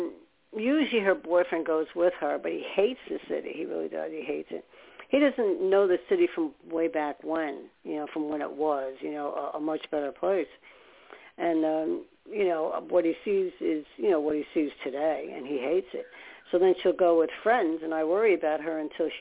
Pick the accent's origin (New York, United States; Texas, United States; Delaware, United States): New York, United States; New York City; I was born in New York. And I was born upstate. And then we ended up moving to Staten Island. But we ended up in Brooklyn a lot